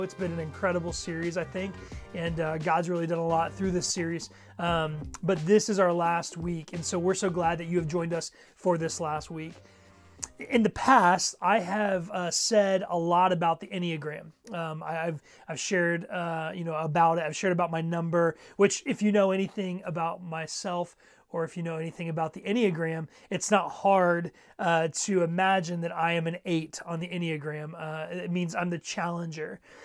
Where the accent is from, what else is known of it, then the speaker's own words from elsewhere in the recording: Ohio, United States; I grew up in Ohio